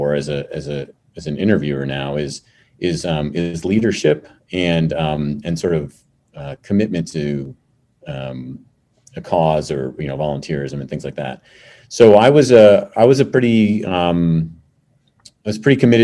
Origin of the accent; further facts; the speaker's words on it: New York City, New York, United States; moved away as an adult; also born or lived in Long Island; I grew up in New York City. Started out in New York City, was born there, and then spent some time on Long Island, and then went to high school in the city